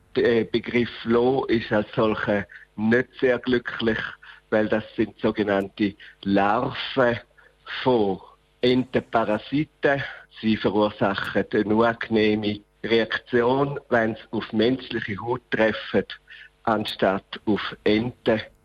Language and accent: German; Winterthur, Zurich, Switzerland; Winterthur ist eine offene, vielfältige Stadt und ist meine Heimat.